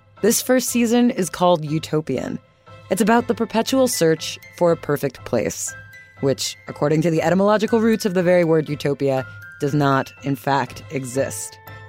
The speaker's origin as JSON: {"language": "English", "area": "Westchester", "region": "New York", "country": "United States", "tie": "born or raised there", "said": "I'm from Westchester. It's the suburbs. No doubt about it. It's where the Manhattan commuter trains go."}